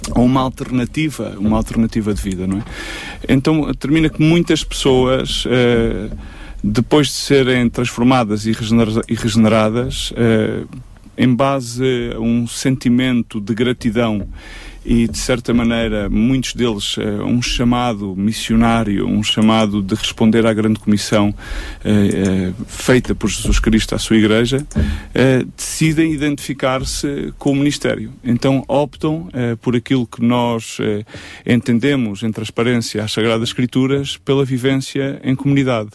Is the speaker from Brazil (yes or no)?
no; Évora, Alentejo, Portugal; moved away as an adult; also born or lived in Lisbon; eu sou de Évora, voltei para Évora